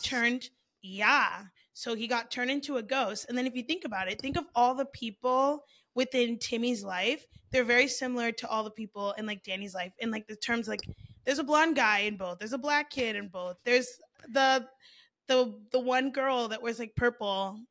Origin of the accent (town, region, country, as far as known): South Florida, United States